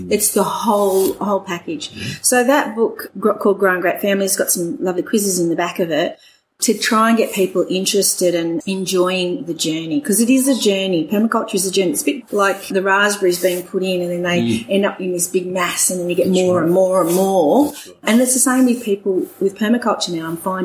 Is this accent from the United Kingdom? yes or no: yes; England, United Kingdom; moved away as an adult; now in Orange, Australia; I'm English and my husband's Welsh, and so we grew up in England